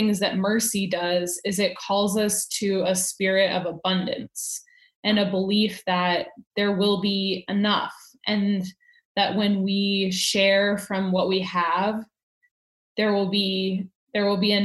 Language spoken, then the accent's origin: English; United States; as an American citizen